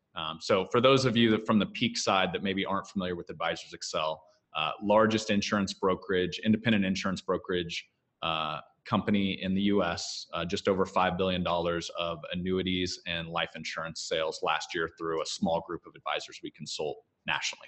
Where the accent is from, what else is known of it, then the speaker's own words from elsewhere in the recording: Kansas, United States; I grew up in Kansas on a farm, throwing a few square bales along the way